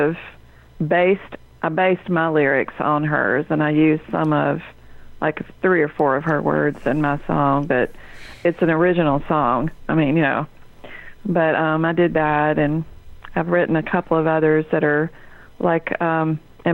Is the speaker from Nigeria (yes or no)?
no; Laurel, Mississippi, United States; South Mississippi. I grew up in a little town called Laurel